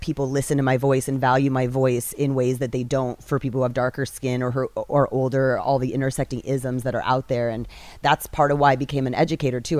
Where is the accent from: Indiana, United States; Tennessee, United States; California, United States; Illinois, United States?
California, United States; San Leandro; also born or lived in Castro Valley; I come from the East Bay, um, Castro Valley, San Leandro.